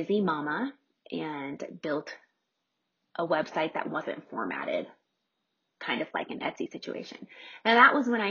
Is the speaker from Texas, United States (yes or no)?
no; Nebraska, United States; moved away as an adult; also born or lived in Omaha, Nebraska; now in Colorado, United States; we purchased a true fixer-upper in my hometown in Nebraska.